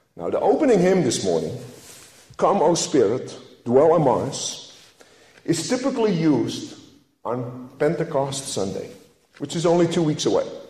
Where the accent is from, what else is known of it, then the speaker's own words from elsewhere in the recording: Netherlands; moved away as an adult; now in United States; I grew up in the Dutch Reformed family in Holland.